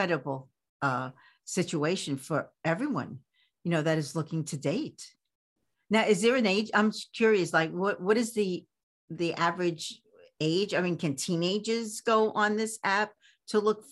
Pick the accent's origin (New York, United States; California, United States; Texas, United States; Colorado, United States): New York, United States; New York City; in New York City. Oh, my hometown